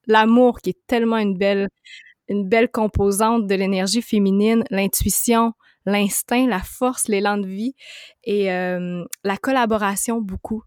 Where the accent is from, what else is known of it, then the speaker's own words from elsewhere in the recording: Montreal, Quebec, Canada; je viens de Montréal